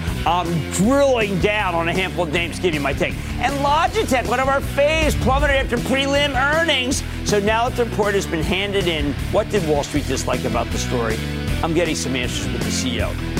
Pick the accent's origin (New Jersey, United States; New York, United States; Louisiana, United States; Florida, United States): New Jersey, United States; Bill in my home state of New Jersey.